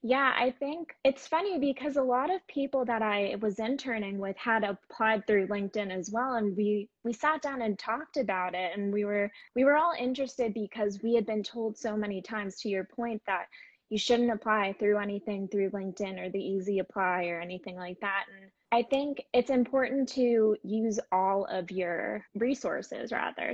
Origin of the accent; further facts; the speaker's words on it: Boca Raton, Florida, United States; moved away as an adult; I grew up mainly in Boca Raton, Florida.